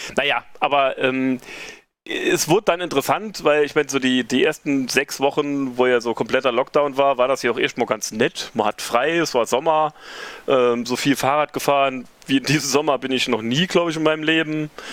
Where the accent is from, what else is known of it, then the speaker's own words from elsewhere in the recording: Reimsbach, Saarland, Germany; now in Saarbrücken, Germany; lebe dort seit jetzt über 20 Jahren, komme eigentlich auch vom Land. Der Saarbrücker bezeichnet das als Nordsaarland, aber ich komme aus Reimsbach.